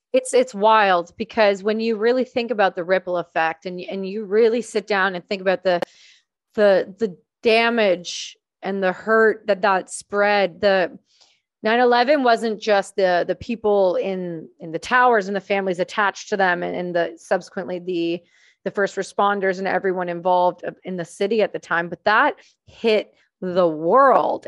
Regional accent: small town near Trenton, Ontario, Canada; I grew up in a really small town about thirty-five minutes from the main air base in Canada, in Trenton, Ontario

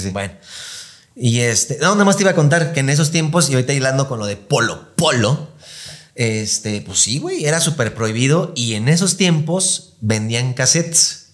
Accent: Mexico; somos mexicanos

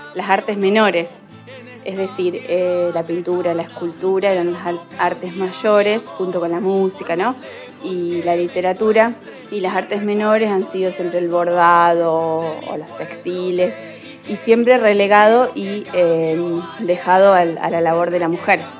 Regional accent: Capitán Bermúdez, Santa Fe, Argentina; soy de Capitán Bermúdez

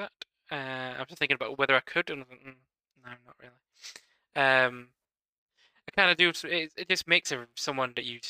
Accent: United Kingdom; we're British and we love to moan.

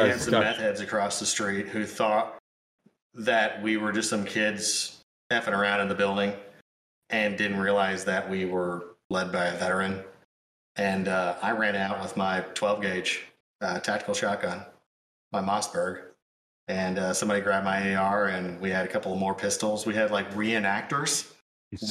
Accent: Sikeston, Missouri, United States; We were at the Sykeston City Jail at my hometown

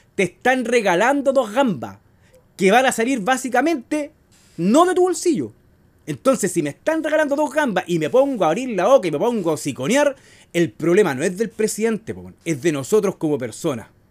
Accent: Chile; nosotros como sociedad chilena

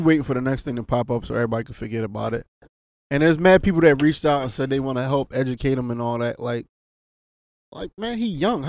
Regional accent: Philadelphia, Pennsylvania, United States; Growing up in Philly

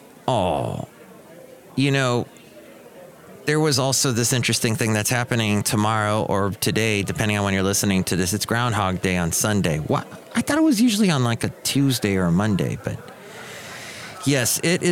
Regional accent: United States; I'm an American

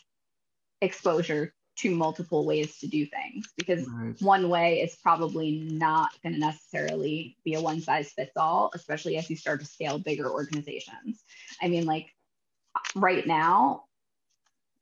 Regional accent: United States; moved away as an adult; also born or lived in New York City; now in California, United States; I grew up right outside of New York City

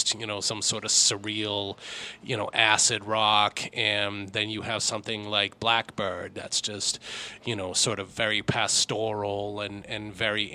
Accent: Lowell, Massachusetts, United States; I'm a Lowell boy. I grew up in Lowell

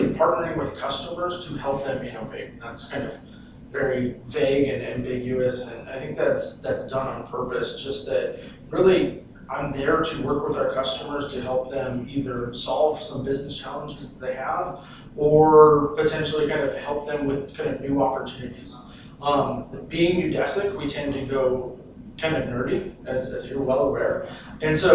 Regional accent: Southern California, United States; moved away as an adult; now in Phoenix, United States; I'm originally from Southern California. Spent just about my entire life there. Recently moved to Phoenix

